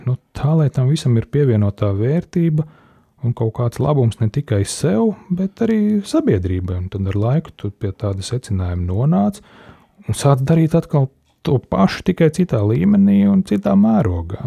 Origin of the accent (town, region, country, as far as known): Latvia